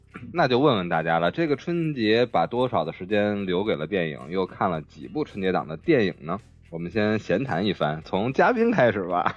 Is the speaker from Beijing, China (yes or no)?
yes; Beijing, China; 我们北京人管这叫庙会